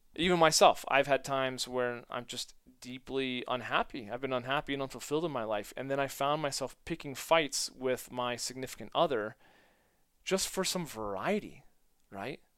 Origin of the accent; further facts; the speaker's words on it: United States; being American